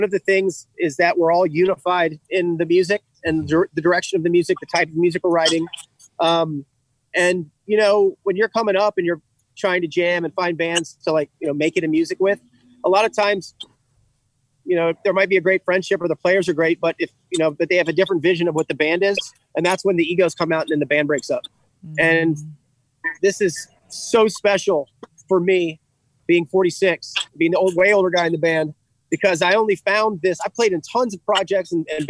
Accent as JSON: {"language": "English", "town": "Fredericksburg", "country": "United States", "tie": "born or raised there", "said": "Fredericksburg, my hometown"}